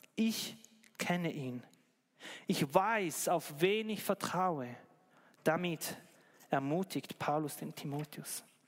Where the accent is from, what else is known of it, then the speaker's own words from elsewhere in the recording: Switzerland; bei uns in der Schweiz